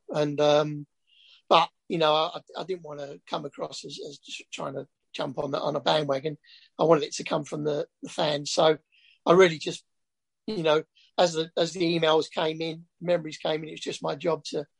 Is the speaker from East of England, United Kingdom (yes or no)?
yes; Essex, East of England, United Kingdom; as a kid growing up in Essex, Chapel Heath in Essex